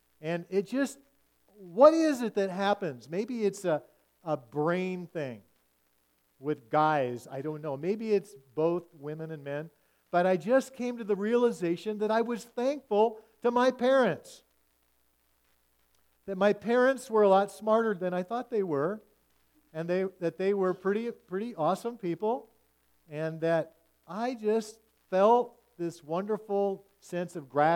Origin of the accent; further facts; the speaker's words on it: Washington, United States; as I grew up in the West Coast